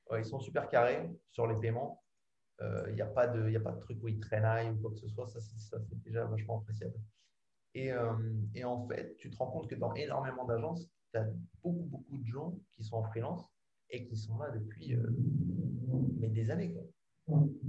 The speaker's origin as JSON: {"language": "French", "country": "France", "moved": "as an adult", "lives_now": "England", "said": "ça fait longtemps que je suis parti de France"}